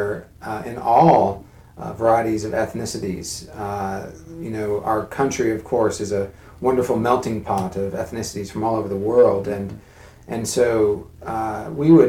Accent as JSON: {"language": "English", "region": "California", "country": "United States", "tie": "born or raised there", "moved": "yes", "said": "I grew up in California, where I was surrounded, you know, by people of all ethnicities"}